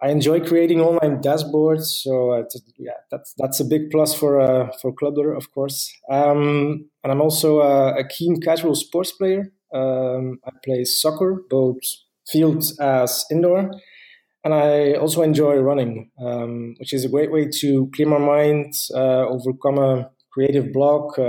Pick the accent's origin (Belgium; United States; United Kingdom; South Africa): Belgium; Ghent, Flanders; I'm from Ghent, Belgium